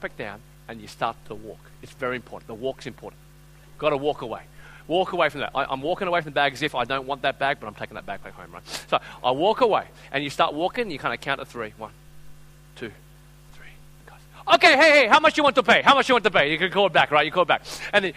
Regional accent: Australia; I'm from Australia.

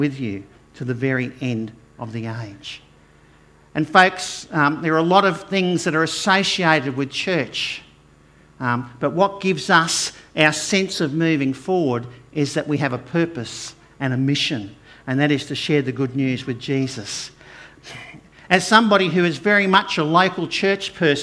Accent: Brisbane, Queensland, Australia; I grew up over in Acacia Ridge and Inala areas

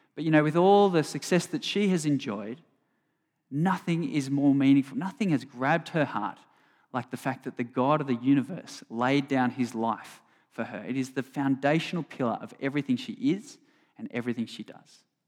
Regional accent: Sydney, New South Wales, Australia; John and I grew up on the North Shore

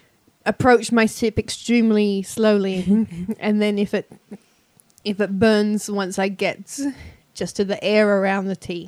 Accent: Perth, Western Australia, Australia; See, I'm from Perth, Western Australia

